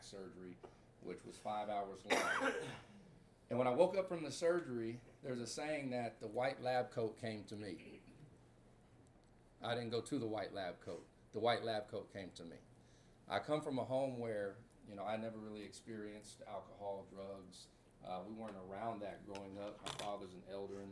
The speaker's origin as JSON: {"language": "English", "town": "Baytown", "region": "Texas", "country": "United States", "also_born_or_lived": "Dallas, Texas / Corona, California", "moved": "as an adult", "said": "I'm from Baytown, Texas, 15 miles outside of Houston."}